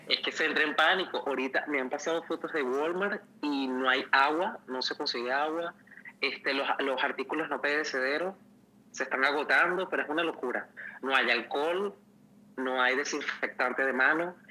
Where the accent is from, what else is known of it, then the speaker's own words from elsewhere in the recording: Venezuela; moved away; yo hacía una cola de mercal por un kilo de pollo